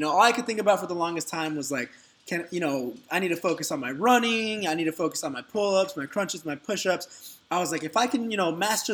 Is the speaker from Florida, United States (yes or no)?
no; Dallas, Texas, United States; moved away as an adult; now in Orange County, United States; I'm originally from Dallas, Texas, and, you know, I'm a Texas native by heart